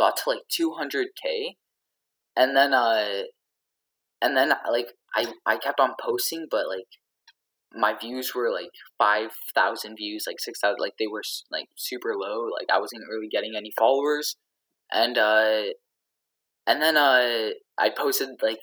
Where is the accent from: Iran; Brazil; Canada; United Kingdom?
Canada; I'm Canadian